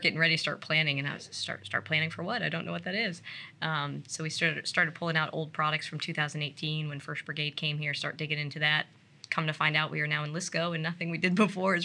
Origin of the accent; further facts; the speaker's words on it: Plymouth, New Hampshire, United States; moved away; New Hampshire originally